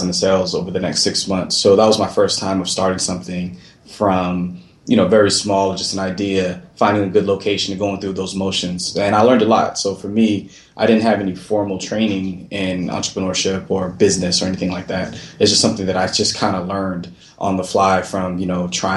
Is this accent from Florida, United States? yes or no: yes; Florida, United States; also born or lived in Brooklyn, New York; so I was born in Brooklyn, New York, raised down south in Florida